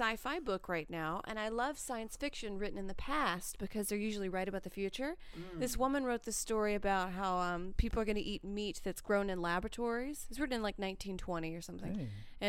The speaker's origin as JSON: {"language": "English", "region": "Louisiana", "country": "United States", "tie": "born or raised there", "also_born_or_lived": "New York", "moved": "yes", "said": "I'm from Louisiana"}